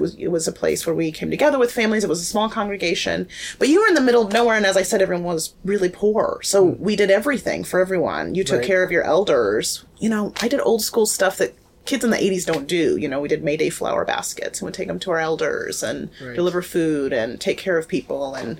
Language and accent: English; Southern United States, United States; the thing that rang so true about that speech to me was tied to my experience growing up in the Bible Belt.